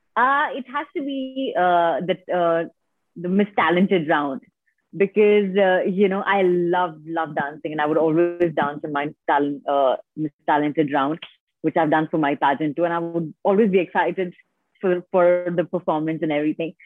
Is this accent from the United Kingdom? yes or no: no; India; I have completely been born and brought up in India.